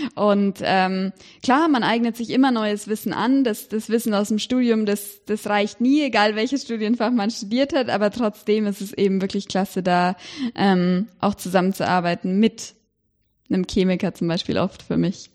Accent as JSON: {"language": "German", "town": "Erlangen", "region": "Bavaria", "country": "Germany", "tie": "born or raised there", "also_born_or_lived": "Cambridge, United Kingdom", "moved": "as an adult", "said": "ich bin in Erlangen aufgewachsen"}